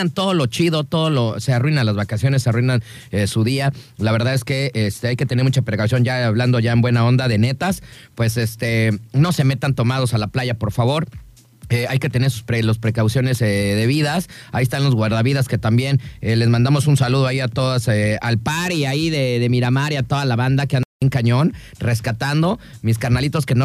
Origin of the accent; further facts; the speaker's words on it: Guadalajara, Jalisco, Mexico; pues es que yo soy de Guadalajara, güey, yo ya voy a, mi club, ahí tengo una albercota como de acá, como de alberca olímpica, y ahí, ahí me enseñaron a mí a nadar